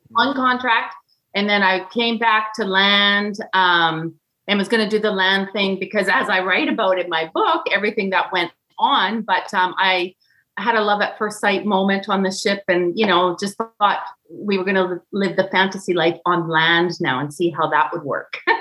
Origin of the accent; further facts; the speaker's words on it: Kelowna, British Columbia, Canada; I'm from Canada.